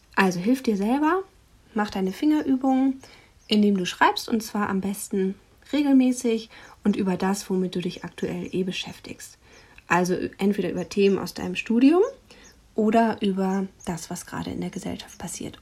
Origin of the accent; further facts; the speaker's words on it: Germany; hier bei uns in Deutschland